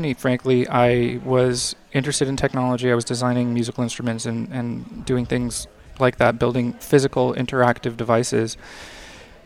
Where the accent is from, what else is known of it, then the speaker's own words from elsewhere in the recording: San Diego, California, United States; also born or lived in Montreal; now in Los Angeles, United States; I grew up in San Diego, and then I have also lived in Montreal and Los Angeles